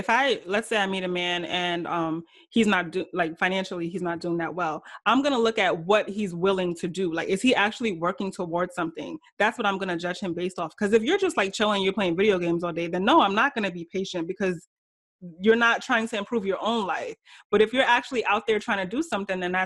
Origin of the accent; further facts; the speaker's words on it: Nigeria; I'm Nigerian too